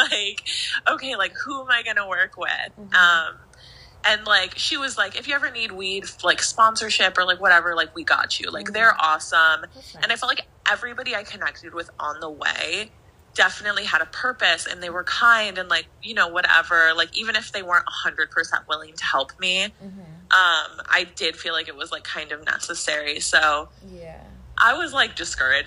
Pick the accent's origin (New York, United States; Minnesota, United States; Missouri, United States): Minnesota, United States; I'm from Minnesota.